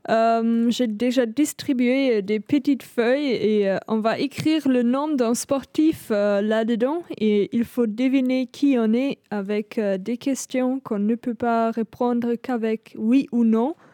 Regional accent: Germany; French is a second language; je suis allemande

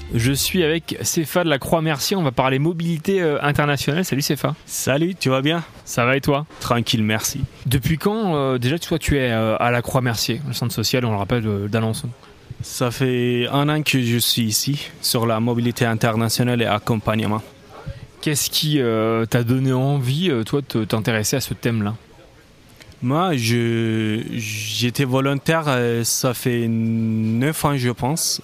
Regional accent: Turkey; moved away; je viens de la Turquie, donc c'était hors d'Europe

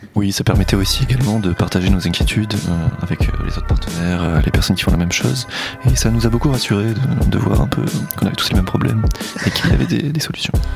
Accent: Normandy, France; je suis un Normand

